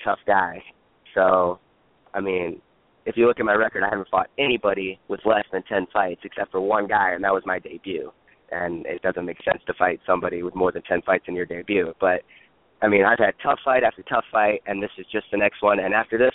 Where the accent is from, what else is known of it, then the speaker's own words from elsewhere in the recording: Nebraska, United States; moved away as an adult; I'm originally from Nebraska.